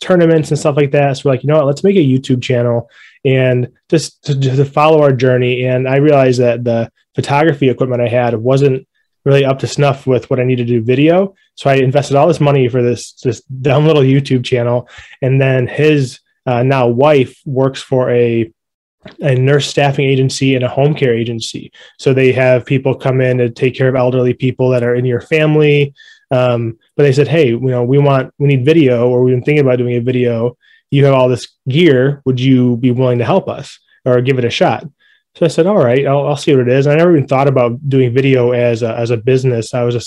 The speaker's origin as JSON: {"language": "English", "town": "Rochester", "region": "New York", "country": "United States", "moved": "as an adult", "lives_now": "Buffalo, United States", "said": "I'm originally from Rochester, but I've lived in Buffalo for about 5 or 6 years"}